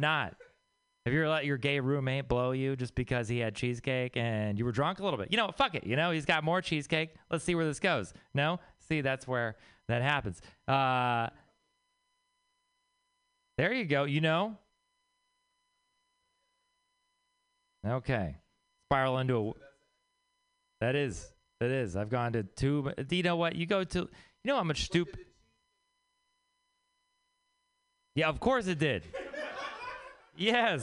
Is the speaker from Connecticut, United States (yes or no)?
no; Texas, United States; moved away; I'm from Texas.